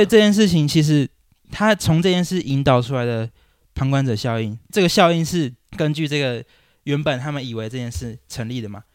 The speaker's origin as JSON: {"language": "Chinese", "region": "Taichung", "country": "Taiwan", "tie": "born or raised there", "also_born_or_lived": "Wanhua, Taipei", "moved": "as an adult", "lives_now": "Taipei, Taiwan", "said": "因为我老家在台中"}